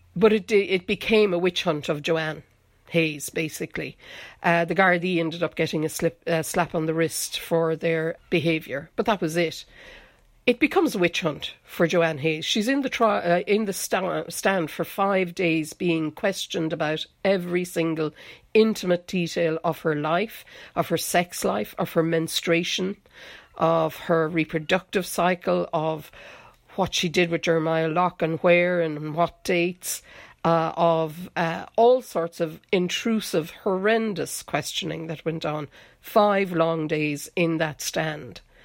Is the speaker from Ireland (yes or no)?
yes; North Kerry, Munster, Ireland; now in Dublin, Ireland; I'm actually from North Kerry